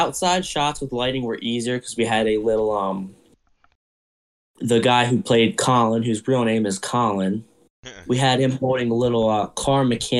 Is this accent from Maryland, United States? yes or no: yes; Maryland, United States; In my hometown in Maryland at my house.